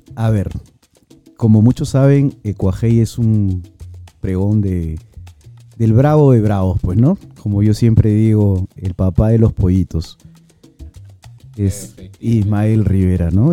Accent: Peru; somos peruanos

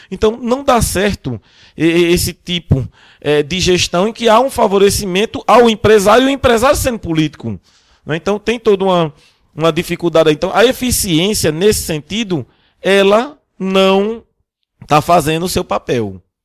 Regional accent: Brazil; nós, como brasileiros

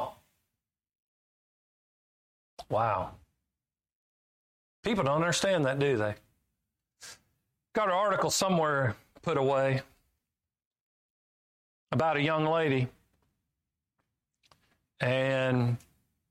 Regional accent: Kansas, United States; I'm from Kansas

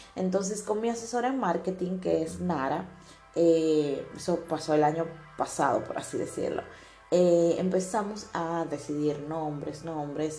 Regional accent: Dominican Republic; now in Italy; soy de República Dominicana y actualmente vivo en Italia

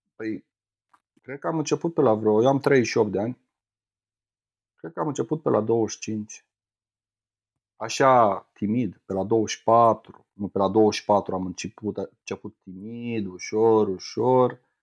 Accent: Romania; sunt din România și să mă întorc la mine acasă

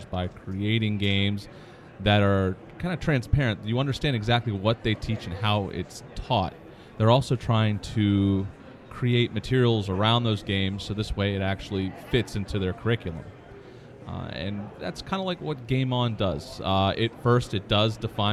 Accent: Baltimore, Maryland, United States; I'm from Baltimore, Maryland.

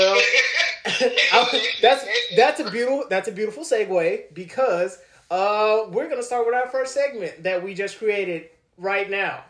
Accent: New York, United States; I'm from New York. From New York, son.

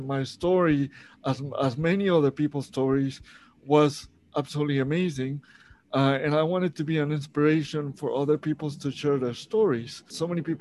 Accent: Monterrey, Nuevo León, Mexico; moved away as an adult; now in Canada; I was born in Mexico, Monterrey, Mexico. So I've been actually in Canada for about 17 years now.

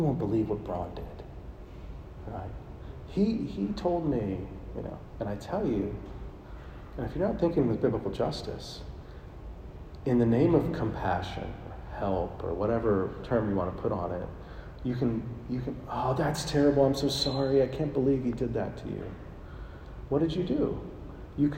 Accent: Buffalo Center, Iowa, United States; moved away; my hometown, Buffalo Center, Iowa, 850 people

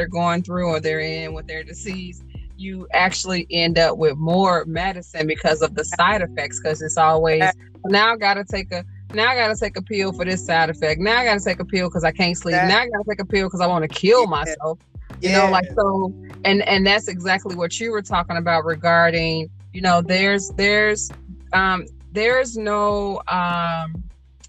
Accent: United States; me being an American, forget my nationality, me being an American

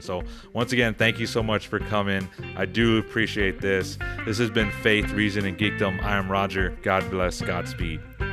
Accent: Texas, United States; I'm from Texas

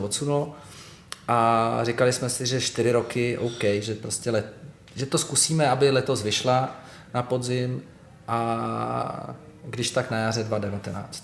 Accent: Litoměřice, Ústí nad Labem Region, Czechia; moved away as an adult; also born or lived in village near Most; now in Prague, Czechia; já jsem se narodil v Litoměřicích a rodiče teďka zase bydli v Litoměřicích. Ale když mi bylo 11, tak jsme se přestěhovali do takové vesnice u mostu a tam jsem žil prostě

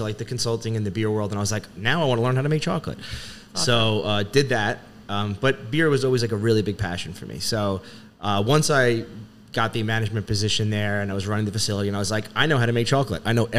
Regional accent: Levittown, New York, United States; I grew up in Nassau County in Levittown. Lived there pretty much my whole life.

